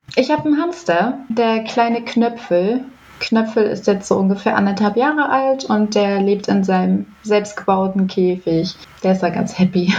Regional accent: near Nuremberg, Bavaria, Germany; now in Rügen, Germany; Ich komme eigentlich aus Nürnberg, also beziehungsweise aus der Nähe von Nürnberg

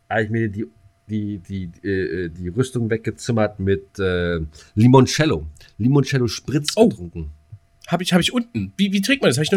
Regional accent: East Germany, Germany; Ne, als Ossi kennst du halt äh, blauen Würger und Pfeffi

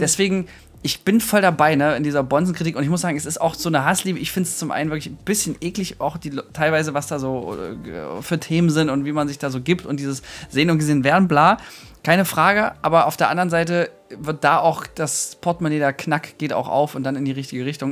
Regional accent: Thuringia, Germany; ich komme jetzt auch aus Thüringen

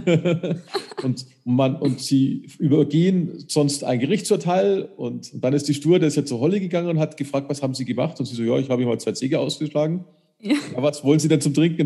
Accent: Munich, Bavaria, Germany; bei uns in München

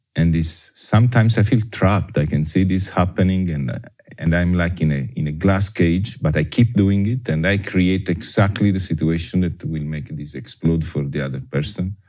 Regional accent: Naples, Campania, Italy; English is a second language; moved away as an adult; also born or lived in Caribbean; I was born in Napoli in 1966 and I grow and raise in Italy, in Napoli, uh, up until my university degree, and then I left.

